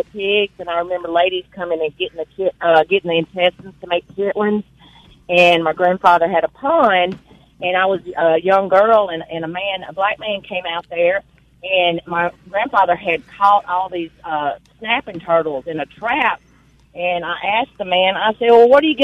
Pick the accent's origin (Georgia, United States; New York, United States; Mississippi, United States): Mississippi, United States; Booneville; now in Vicksburg, United States; I grew up in Boonville, too.